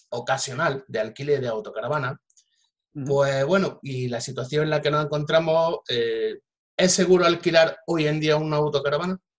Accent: Jaén, Andalusia, Spain; yo también soy de Jaén y todo lo que sea incentivar eh

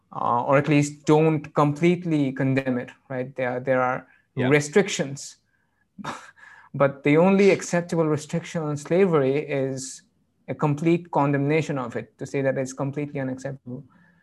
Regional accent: United Kingdom; And I'm not quite sure, but I'm British.

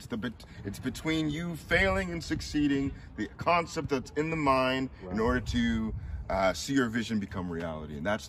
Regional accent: Tacoma, Washington, United States; Yeah. University Place area.

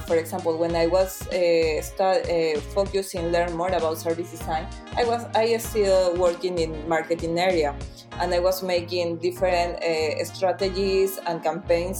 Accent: Peru; moved away as an adult; now in Milan, Italy; I'm from Peru and I'm a service designer

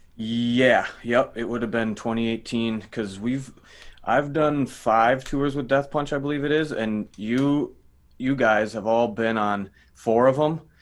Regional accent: Minnesota, United States; I'm from Minnesota

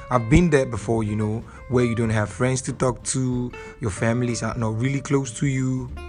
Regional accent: Lagos, Nigeria; I'm from Lagos, Nigeria. I'm a filmmaker, content creator, and a cinematographer.

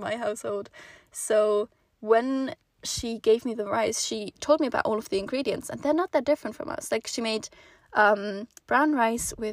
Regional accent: Switzerland; moved away as an adult; also born or lived in Netherlands; Swiss person

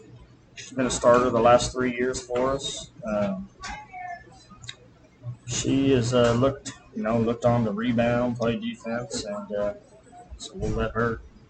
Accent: Chadwick, Missouri, United States; I was able to return to my hometown school

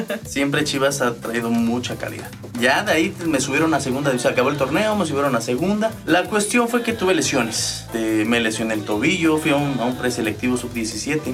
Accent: San Pedro la Cabecera, State of Mexico, Mexico; soy originario de San Pedro la Cabecera

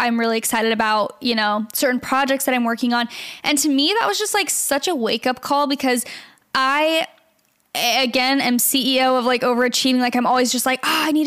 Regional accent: Gilbert, Arizona, United States; now in Los Angeles, United States; I'm from Gilbert, really? Arizona

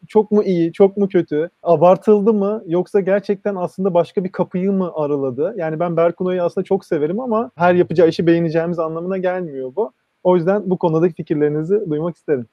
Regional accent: Istanbul, Turkey; benim çocukluğum orada geçti.

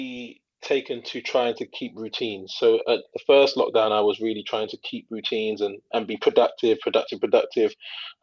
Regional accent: London, United Kingdom; I grew up in East London, and it's there's multicultural, a lot of South Asian people.

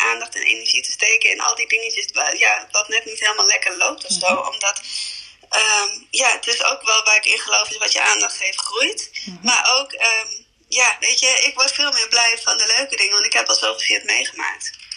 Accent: Emmen, Drenthe, Netherlands; moved away as an adult; also born or lived in India; now in Vinkveen, Netherlands; kom dan oorspronkelijk, ben ik opgegroeid in Emmen

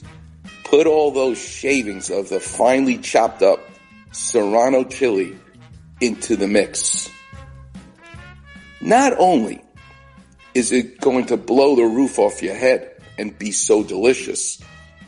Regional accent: New York, United States; I'm Jewish and I'm from New York

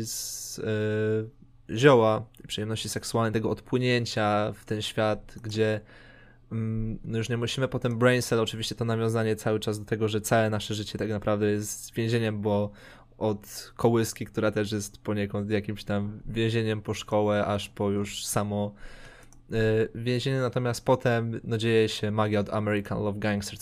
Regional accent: Poland; my jesteśmy prostymi białasami z Polski

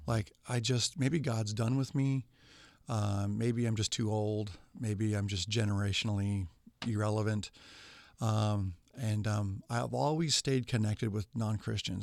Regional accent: West Coast, United States; also born or lived in Bakersfield, California; now in Kansas City, United States; I was raised on the West Coast

